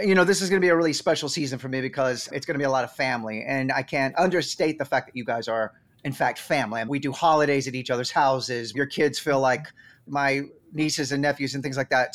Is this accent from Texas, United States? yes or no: yes; Sherman, Texas, United States; accent: Texas drawl; I am from Sherman, Texas